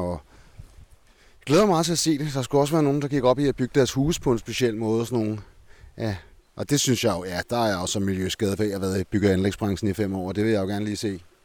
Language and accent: Danish; Copenhagen, Capital Region of Denmark, Denmark; Som københavner